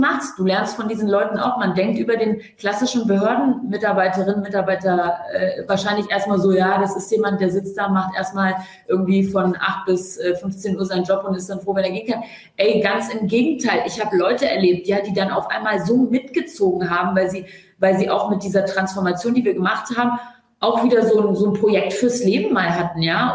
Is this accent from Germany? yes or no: yes; Hanover, Lower Saxony, Germany; wir kommen aus Hannover